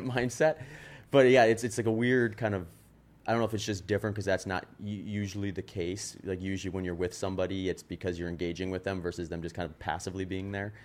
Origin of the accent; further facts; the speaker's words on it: Wisconsin, United States; accent: Wisconsin; moved away as an adult; also born or lived in California; I was in Wisconsin for twenty years